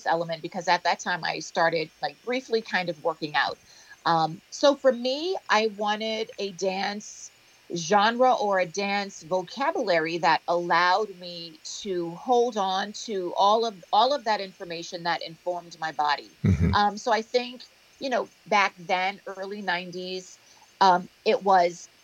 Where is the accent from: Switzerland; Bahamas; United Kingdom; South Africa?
Bahamas; moved away; also born or lived in United States; growing up in the Bahamas, having that cultural reference, dance hall, soca, carnival, junkanoo